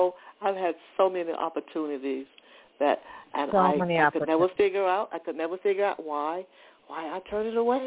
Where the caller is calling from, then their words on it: Georgia, United States; I'm calling from Georgia.